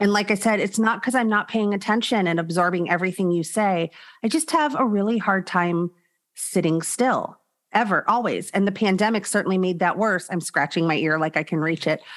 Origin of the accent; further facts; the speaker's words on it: Los Angeles, California, United States; also born or lived in Arizona; I was born in the San Fernando Valley. I grew up in the San Fernando Valley